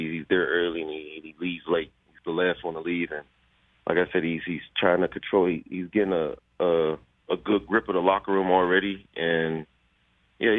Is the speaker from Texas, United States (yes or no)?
no; Pittsburgh, Pennsylvania, United States; it's my hometown state